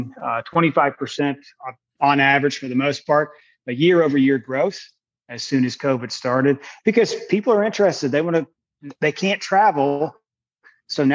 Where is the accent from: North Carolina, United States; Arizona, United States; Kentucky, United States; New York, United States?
Kentucky, United States; moved away as an adult; now in Oregon, United States; I'm originally from Kentucky, so I'm a transplant over here in Oregon